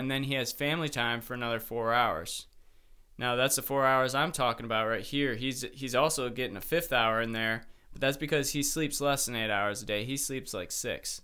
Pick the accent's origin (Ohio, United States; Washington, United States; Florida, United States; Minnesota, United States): Ohio, United States; Mentor; also born or lived in Michigan; I'm from the same place as Sam